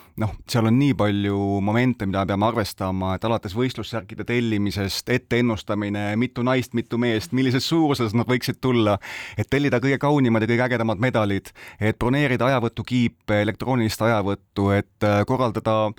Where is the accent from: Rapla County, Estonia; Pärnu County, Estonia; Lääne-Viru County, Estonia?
Lääne-Viru County, Estonia; Rakvere; Rakveres, meie kodulinnas, tõesti, me oleme virumaalased